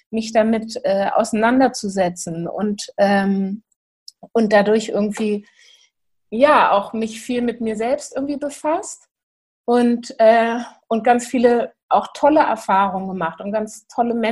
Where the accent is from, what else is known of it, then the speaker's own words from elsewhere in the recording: Hamburg, Germany; ich bin aus Hamburg